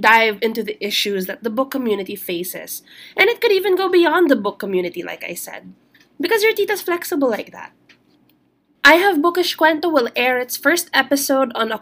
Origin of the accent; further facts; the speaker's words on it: Philippines; I am Filipino. Now, here in the Philippines